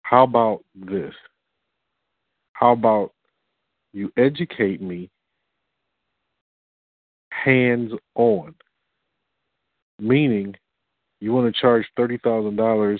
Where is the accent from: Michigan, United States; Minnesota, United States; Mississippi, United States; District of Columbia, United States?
Michigan, United States; Detroit; I'm from Detroit